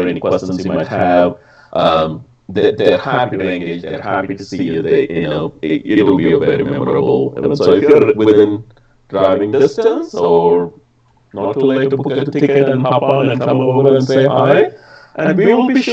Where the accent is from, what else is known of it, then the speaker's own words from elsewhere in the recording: India; moved away; growing up in India